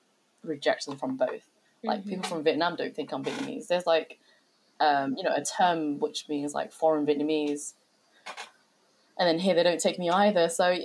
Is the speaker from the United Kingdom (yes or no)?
yes; United Kingdom; I'd always say I'm British.